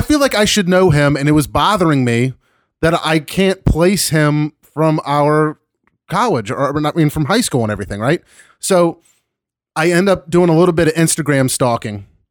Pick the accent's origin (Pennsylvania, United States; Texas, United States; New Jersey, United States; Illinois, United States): Pennsylvania, United States; Philadelphia; I was from Philly